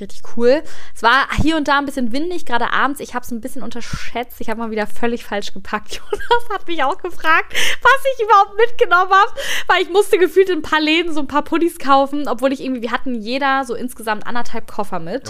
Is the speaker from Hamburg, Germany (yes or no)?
yes; Hamburg, Germany; als Hamburgerin